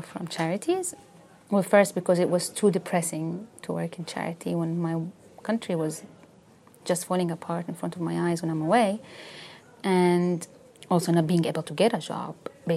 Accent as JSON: {"language": "English", "country": "Yemen", "tie": "born or raised there", "moved": "as an adult", "lives_now": "United Kingdom", "said": "I come from Yemen"}